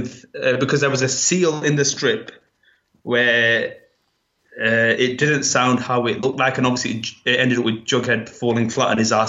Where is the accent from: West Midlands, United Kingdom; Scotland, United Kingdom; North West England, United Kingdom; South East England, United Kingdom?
North West England, United Kingdom; Accrington; accent: northern; Accrington. Closest town to that is Blackburn, but closest proper town to that is Manchester. So it's northern. That's why my accent sounds like this.